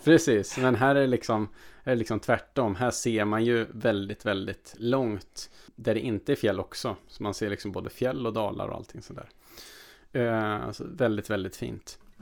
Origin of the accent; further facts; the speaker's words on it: Värmland, Sweden; Jag har ju dels firat jul i Värmland, där jag kommer ifrån, hemma med familjen